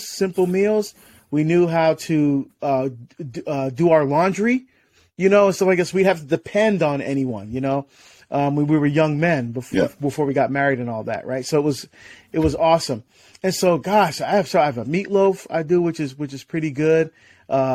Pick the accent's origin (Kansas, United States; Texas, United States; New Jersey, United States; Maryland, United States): New Jersey, United States; also born or lived in Barbados; now in Oregon, United States; I'm from New Jersey, the state of New Jersey originally, right across the river from New York.